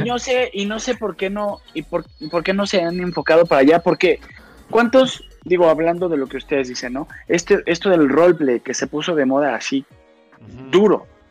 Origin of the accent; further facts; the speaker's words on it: Mexico; Yo soy mexicano